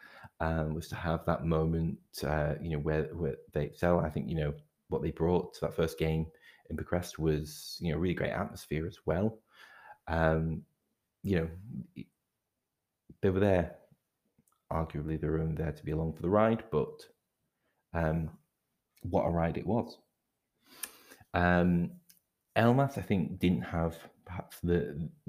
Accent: Scotland, United Kingdom; I'm Scottish

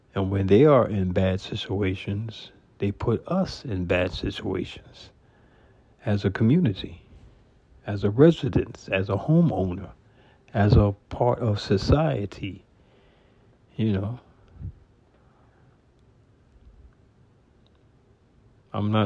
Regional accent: New York City, New York, United States; now in California, United States; my hometown, New York City

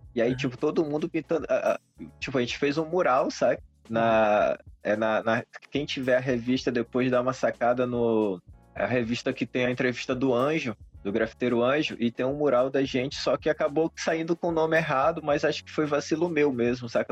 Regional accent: São Luís, Maranhão, Brazil; sou de São Luís do Maranhão

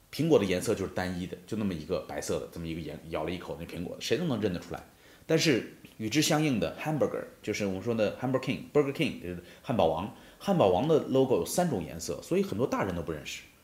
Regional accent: China; 我们中国人

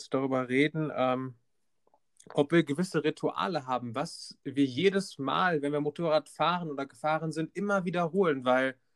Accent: North Rhine-Westphalia, Germany; sind ins Sauerland gefahren, denn wir kommen daher aus der Ecke.

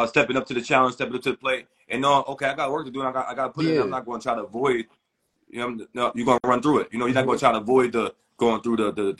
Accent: New York, United States; I'm born and raised in New York.

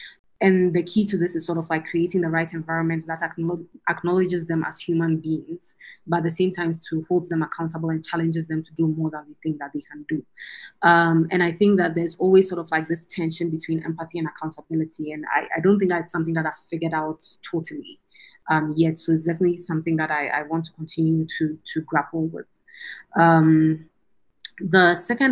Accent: Ghana; now in Nairobi, Kenya; as a Ghanaian to be able to bring a world-class education to, my country of birth

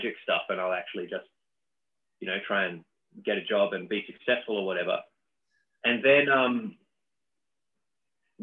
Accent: Dunedin, Otago, New Zealand; moved away; also born or lived in Australia; I grew up in South Island, New Zealand, a town called Dunedin

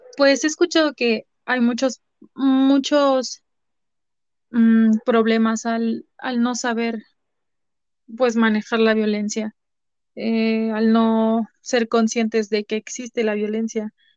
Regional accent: Puebla, Mexico; soy de origen poblano, soy de Puebla, México.

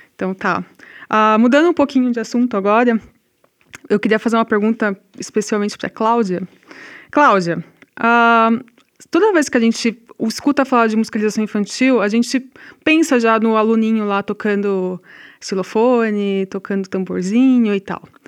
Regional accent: São Paulo, Brazil; moved away; also born or lived in Rio Grande do Sul; eu sou de São Paulo, né? E em São Paulo, aqui nós estamos no Rio Grande do Sul, não estou acostumada

